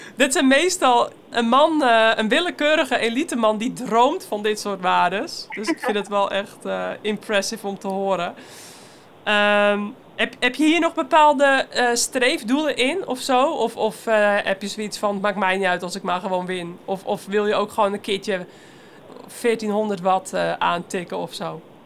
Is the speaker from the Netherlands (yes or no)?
yes; Netherlands; als Belgische en Nederlandse